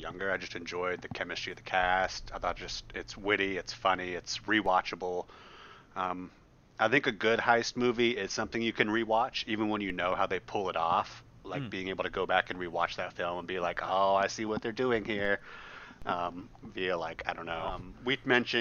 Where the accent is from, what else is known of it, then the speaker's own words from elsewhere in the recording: California, United States; now in Texas, United States; we grew up together in California, which rules.